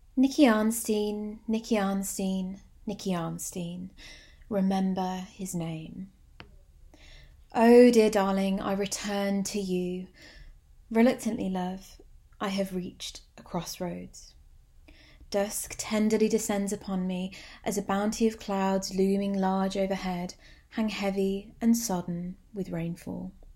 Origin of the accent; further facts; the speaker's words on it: Birmingham, West Midlands, United Kingdom; my hometown